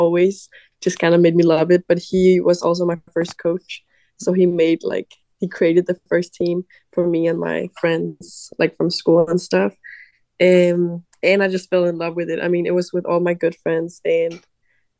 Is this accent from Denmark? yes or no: yes; a little city outside of Copenhagen, Capital Region of Denmark, Denmark; moved away as an adult; now in United States; I am from Denmark, a little city outside of Copenhagen